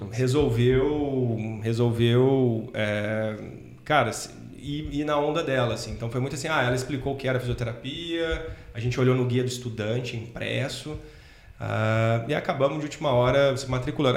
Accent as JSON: {"language": "Portuguese", "town": "Cruzeiro", "region": "São Paulo", "country": "Brazil", "said": "eu sou de Cruzeiro, interior de São Paulo, cidadezinha, ovo, pequenininha"}